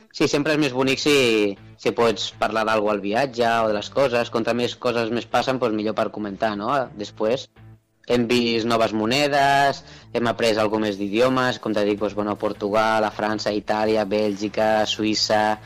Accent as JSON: {"language": "Catalan", "town": "Tarragona", "region": "Catalonia", "country": "Spain", "tie": "born or raised there", "said": "tinc 34 anys i nascut a Tarragona"}